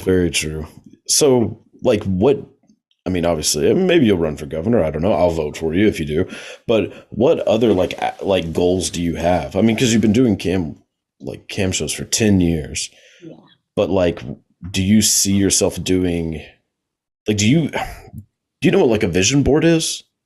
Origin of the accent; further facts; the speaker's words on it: Texas, United States; I know we're both from Texas, so shout out to the Lone Star State.